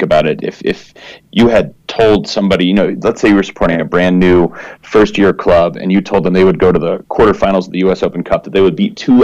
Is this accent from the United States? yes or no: yes; Florida, United States; also born or lived in New Mexico; now in Albuquerque, United States; I grew up in Florida